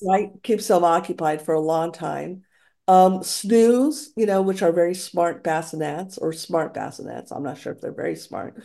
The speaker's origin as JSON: {"language": "English", "town": "Santa Fe", "region": "New Mexico", "country": "United States", "tie": "born or raised there", "also_born_or_lived": "Alameda", "moved": "yes", "lives_now": "San Francisco, United States", "said": "Santa Fe was my hometown"}